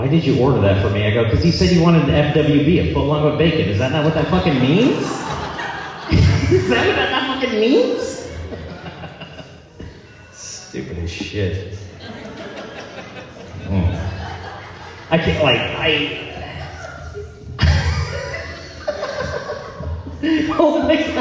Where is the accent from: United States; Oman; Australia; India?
United States; Central Iowa; I'm from Center, Iowa